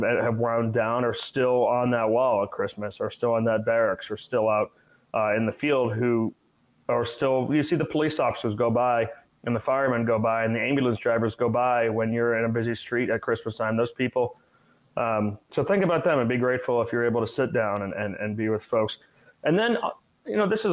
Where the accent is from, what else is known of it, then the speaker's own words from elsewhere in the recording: Massachusetts, United States; growing up in Massachusetts